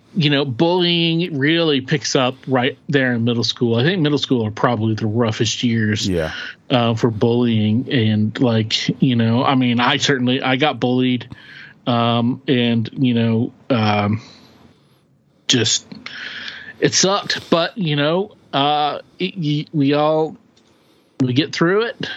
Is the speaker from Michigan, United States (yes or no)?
no; Oklahoma, United States; We grew up in Oklahoma, so there were like you know real cowboys